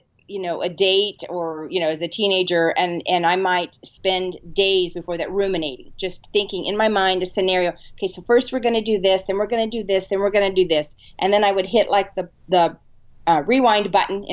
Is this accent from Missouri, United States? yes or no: no; San Diego, California, United States; I grew up in San Diego, California, and my dad was pastor of small churches